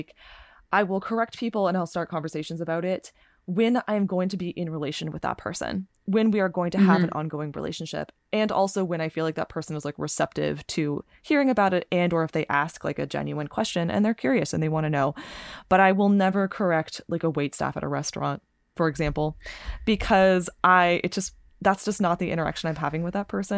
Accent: California, United States; I'm from California

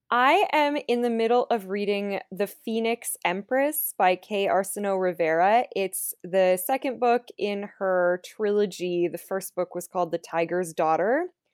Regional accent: Canada; I'm from Canada

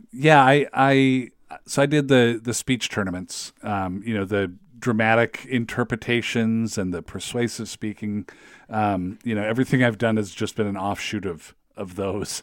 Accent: Federal Way, Washington, United States; moved away as an adult; now in Saint Paul, United States; I'm from Federal Way

